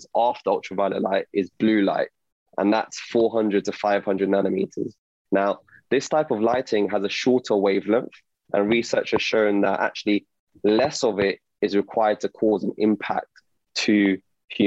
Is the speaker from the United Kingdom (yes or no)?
yes; London, United Kingdom; I'm an optometrist from London.